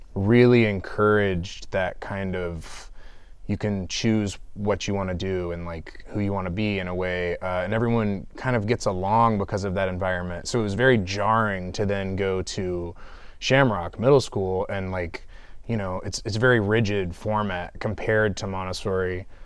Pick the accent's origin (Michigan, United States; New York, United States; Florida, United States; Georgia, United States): Georgia, United States; Clarkston; I'm from the east side of Atlanta. I grew up in Clarkston for the most part